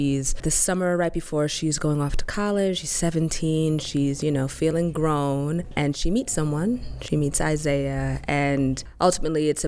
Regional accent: New York City, New York, United States; I'm from Harlem

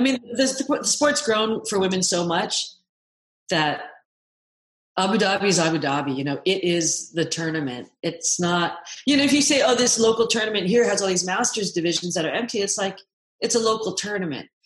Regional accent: Seattle, Washington, United States; I grew up in Seattle

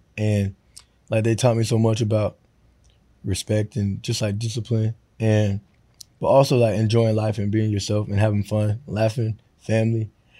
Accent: Florida, United States; So, but I got that from my dad because I grew up in Florida.

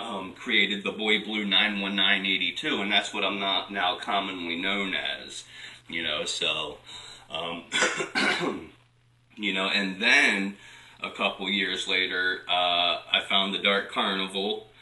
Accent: Delaware, United States; I'm from Lower Delaware.

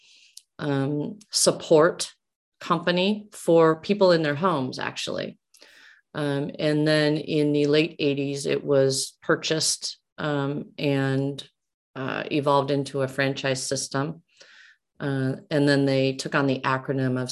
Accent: Omaha, Nebraska, United States; I'm from Omaha. So, I mean, that was where I was born and raised, and it's where my family's from

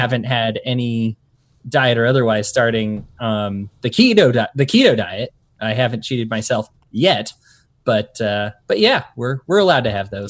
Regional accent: Colorado, United States; also born or lived in Utah; now in Salt Lake City, United States; I'm from Colorado, moved to Utah, I'm used to the Rocky Mountains

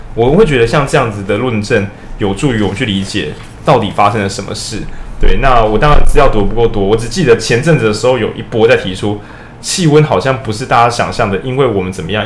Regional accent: Taiwan; 我们都是台湾人

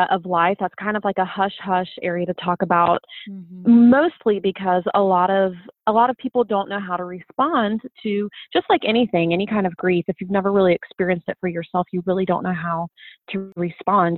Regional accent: Ohio, United States; I've been born and raised in Ohio my whole life

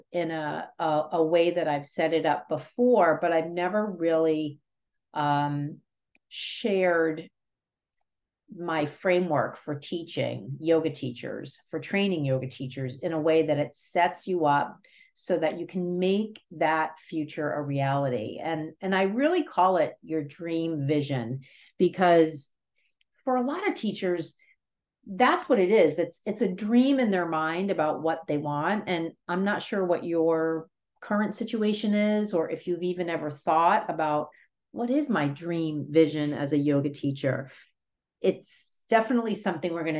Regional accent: New York City, New York, United States; also born or lived in New Jersey; being born in the Bronx and growing up in New York City and New Jersey

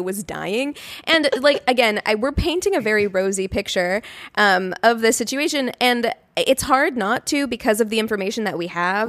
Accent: United States; we are American

